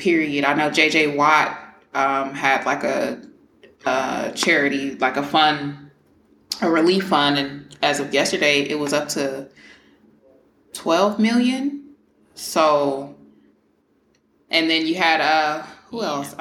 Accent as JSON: {"language": "English", "town": "Houston", "region": "Texas", "country": "United States", "moved": "yes", "said": "I don't live in Houston, but I'm from Houston"}